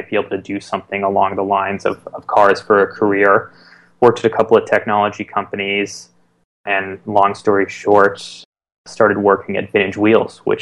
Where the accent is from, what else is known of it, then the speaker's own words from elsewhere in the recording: East Bay, San Francisco Bay Area, California, United States; I grew up in the East Bay of San Francisco Bay Area